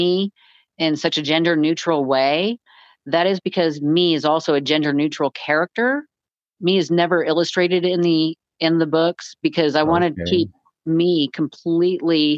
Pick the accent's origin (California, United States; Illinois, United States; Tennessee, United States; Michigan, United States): California, United States; moved away as an adult; now in Kansas, United States; Originally, I'm from California, joined the Marines right out of high school